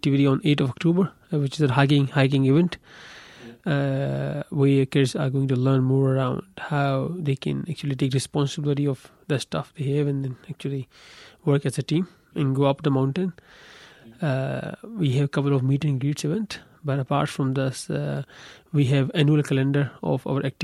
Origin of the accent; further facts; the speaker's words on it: Karachi, Sindh, Pakistan; moved away as an adult; also born or lived in New Plymouth, New Zealand / Auckland, New Zealand; now in Dunedin, New Zealand; I was born in Karachi, Pakistan